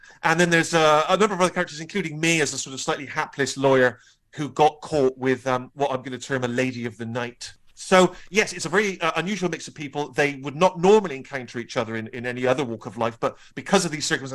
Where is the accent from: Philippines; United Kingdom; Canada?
United Kingdom; Bristol, South West England; my young self in Bristol